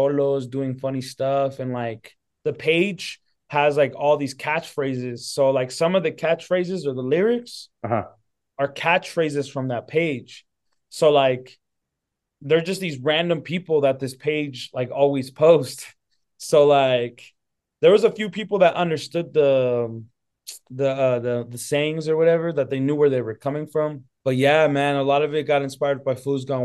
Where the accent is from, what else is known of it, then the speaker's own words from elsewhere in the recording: Salt Lake City, Utah, United States; I was born and raised in Utah. Yeah, Salt Lake City